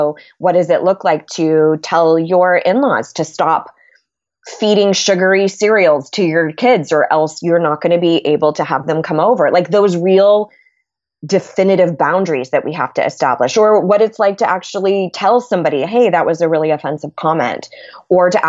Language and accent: English; California, United States; So that's been sort of an adventure going from being a Californian to a Southerner, which is crazy.